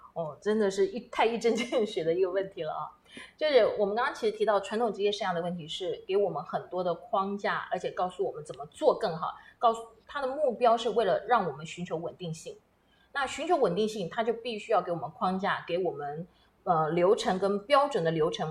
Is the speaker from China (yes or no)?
no; Taiwan; also born or lived in United States; 我本身就被困在美国大半年，同时呢，飞回到我们台湾来